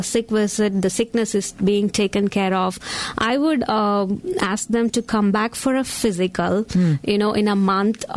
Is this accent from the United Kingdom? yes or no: no; India; moved away; I was born and brought up in India, which is an totally east of the world